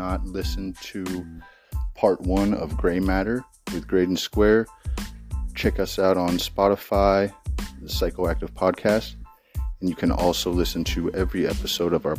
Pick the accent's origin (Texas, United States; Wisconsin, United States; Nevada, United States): Nevada, United States; Las Vegas; I grew up in Las Vegas